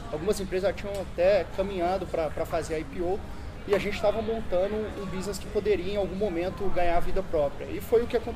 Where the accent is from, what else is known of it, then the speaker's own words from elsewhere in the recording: Barbacena, Minas Gerais, Brazil; accent: mineiro; acho que o sotaque não engana, eu sou mineiro, Barbacena.